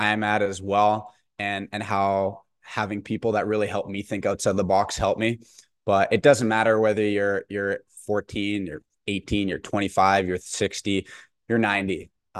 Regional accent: Bonnyville, Alberta, Canada; whether you know me personally from maybe where I grew up in Bonneville or out at school at St. FX

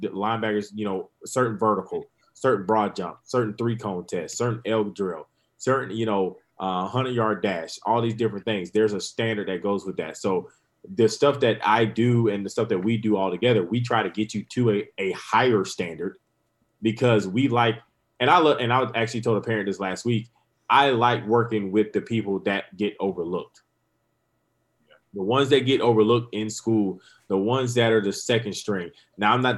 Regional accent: Grand Strand, Horry County, South Carolina, United States; this is my hometown

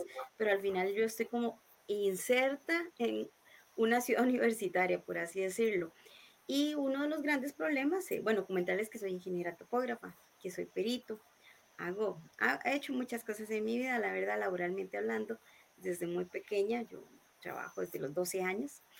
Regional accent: Montes de Oca, San José, Costa Rica; yo soy de Montes de Oca, eh, nací y he vivido toda mi vida aquí en Montes de Oca.

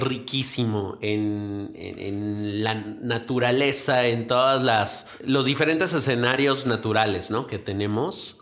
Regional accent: Mexico

